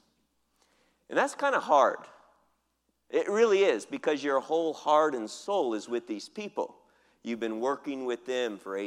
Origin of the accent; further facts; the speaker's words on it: United States; moved away as an adult; now in Philippines; I'm American